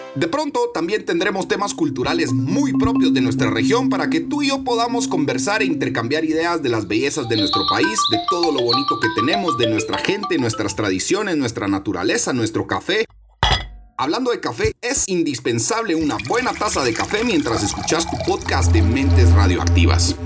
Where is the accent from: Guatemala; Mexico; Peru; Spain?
Guatemala; Yo soy puro chapín de madre suiza y de padre guatemalteco y nací aquí en Guatemala.